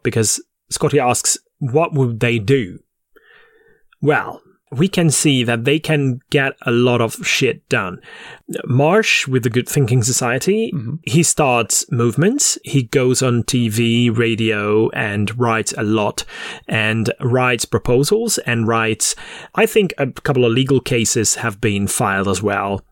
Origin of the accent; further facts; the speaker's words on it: Hungary; the vicinity of my hometown